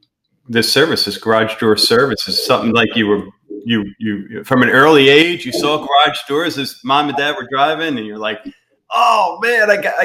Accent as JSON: {"language": "English", "region": "Pennsylvania", "country": "United States", "moved": "yes", "lives_now": "Florida, United States", "said": "I'm from Pennsylvania"}